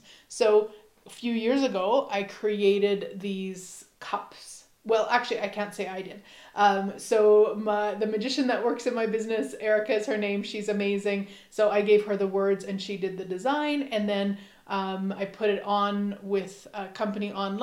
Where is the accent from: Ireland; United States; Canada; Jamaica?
Canada; Saskatchewan; we are both from Saskatchewan, Canada.